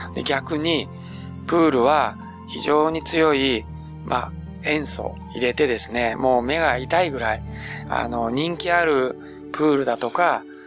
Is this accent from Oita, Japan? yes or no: yes; Beppu, Oita, Japan; 私はもう別府の生まれ